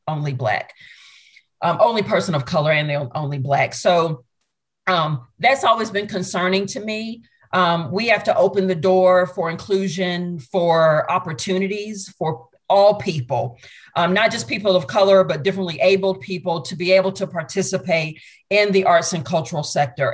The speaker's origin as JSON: {"language": "English", "town": "Augusta", "region": "Georgia", "country": "United States", "tie": "born or raised there", "said": "I grew up in Augusta, Georgia, went to a performing arts high school"}